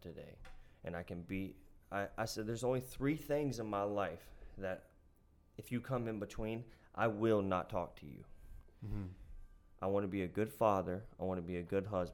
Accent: Appalachia, United States; I am a kid from Appalachia

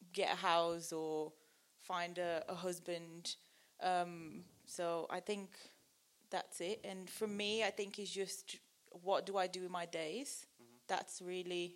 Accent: Brazil; moved away; I'm from Brazil

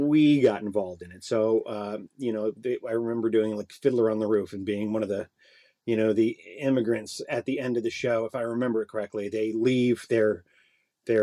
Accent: Connecticut, United States; growing up in Connecticut

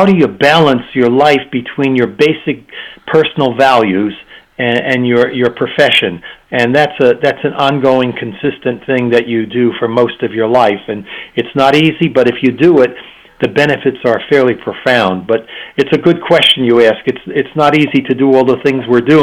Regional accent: United States; moved away as an adult; now in Prague, Czech Republic; I'm an American

